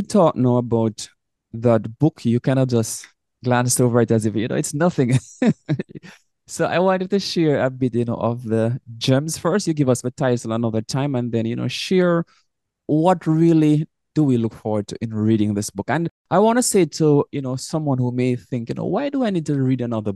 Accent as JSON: {"language": "English", "country": "Jamaica", "said": "coming from Jamaica, we are both from Jamaica"}